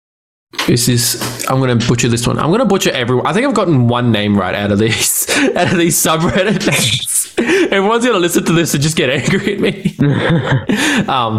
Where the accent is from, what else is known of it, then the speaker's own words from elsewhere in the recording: Australia; I'm Australian.